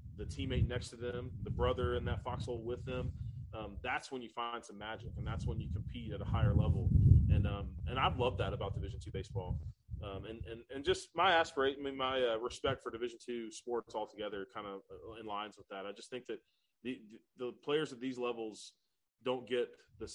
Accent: Apex, North Carolina, United States; moved away as an adult; now in South Carolina, United States; I grew up in Apex, right outside of Durham.

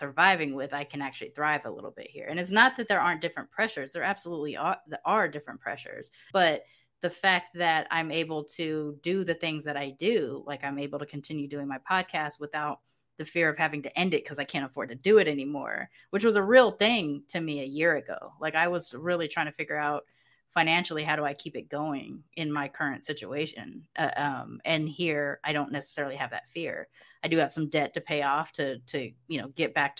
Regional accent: United States; moved away as an adult; now in Mexico; I'm from the United States.

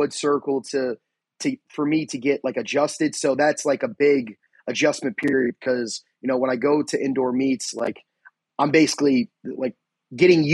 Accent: New York, United States; born or raised there; now in Pennsylvania, United States

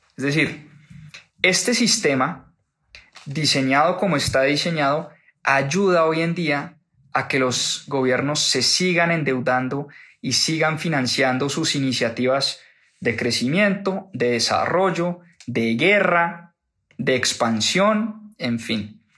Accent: Colombia; que soy colombiano

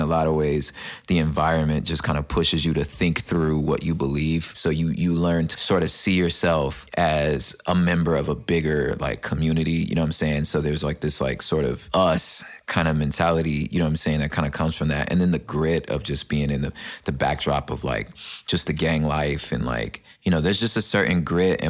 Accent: Los Angeles, California, United States; also born or lived in West Covina, California / La Puente, California; Now I'm from South Central Los Angeles, inner city kid, LA native. Moved to San Gabriel Valley very shortly thereafter.

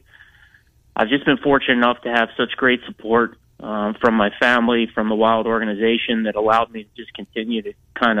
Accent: outside of Philadelphia, Pennsylvania, United States; moved away as an adult; now in Boise, United States; growing up outside of Philly for 25 years before I moved to Boise

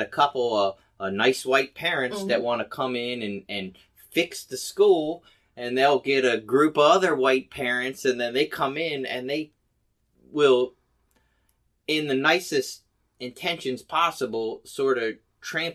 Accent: Hamden, United States; We grew up in Hamden, which is a predominantly white neighborhood.

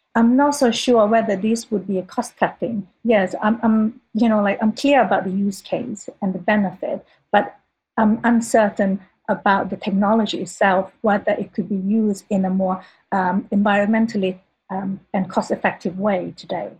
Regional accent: Sweden; moved away; also born or lived in Thailand; as a schoolgirl growing up in Sweden

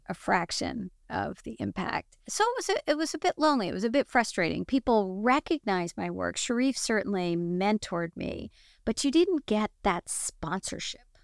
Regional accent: United States; as an American

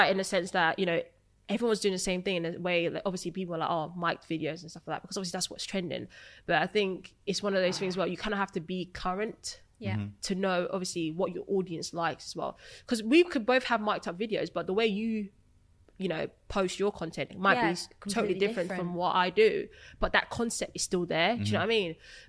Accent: Essex, East of England, United Kingdom; I'm from Essex.

